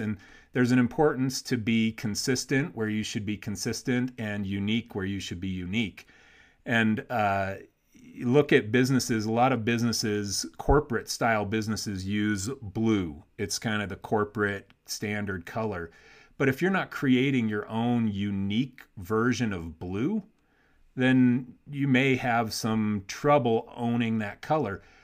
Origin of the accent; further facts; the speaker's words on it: Warsaw, Indiana, United States; also born or lived in Chicago; That's where I'm from, man. I went to Warsaw High School.